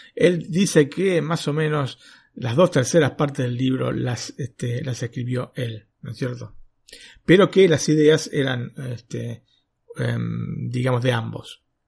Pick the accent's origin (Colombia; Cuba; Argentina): Argentina; moved away as an adult; also born or lived in northern Italy; now in Italy; yo, vengo de Argentina